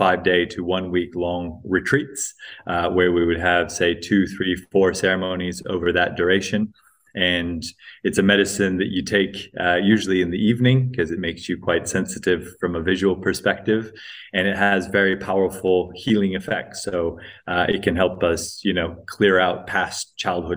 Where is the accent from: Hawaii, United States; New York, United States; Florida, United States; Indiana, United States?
Hawaii, United States; also born or lived in Greece; I was born in Greece to quite hippie parents, raised predominantly in the US, in Hawaii